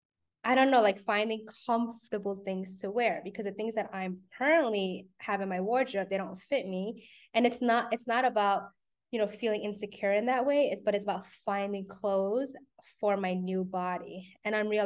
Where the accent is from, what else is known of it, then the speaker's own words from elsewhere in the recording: New York, United States; I'm a New Yorker